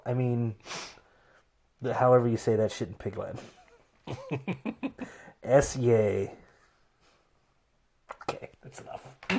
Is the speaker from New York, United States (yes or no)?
yes; New York, United States; I want Mets colors because I'm from New York.